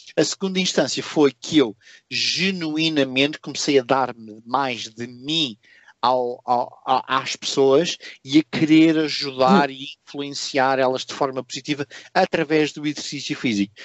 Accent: Portugal; moved away as an adult; now in Singapore; eu quando saí de Portugal

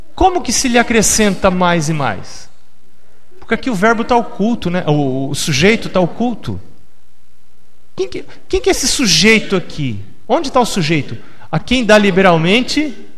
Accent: São Paulo, Brazil; moved away; also born or lived in Campo Limpo, São Paulo / Florianópolis; eu me criei no Capão Redondo

